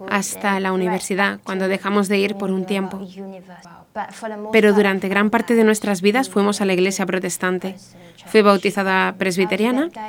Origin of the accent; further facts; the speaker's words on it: Singapore; y cumplo 28 años este año. Nací en Singapur. Yo y mis hermanas, somos cuatro, crecimos en una familia protestante, una familia protestante muy estricta.